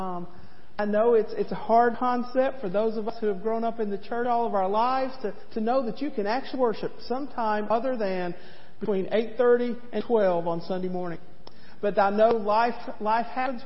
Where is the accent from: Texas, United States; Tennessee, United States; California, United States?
Tennessee, United States; East; As a young girl growing up in East Tennessee